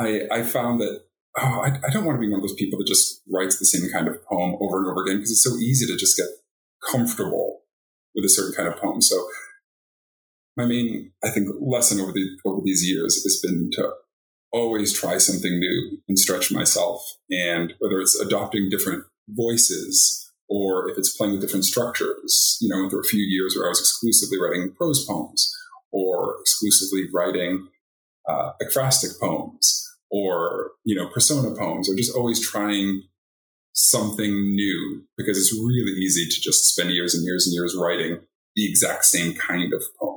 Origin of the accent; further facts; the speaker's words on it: Boston, Massachusetts, United States; moved away as an adult; now in Oregon, United States; I'm from the East Coast, from Boston